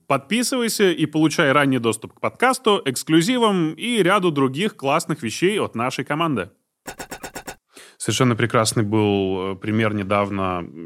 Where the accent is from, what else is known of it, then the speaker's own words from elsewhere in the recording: Izhevsk, Udmurtia, Russia; я э, из Ижевска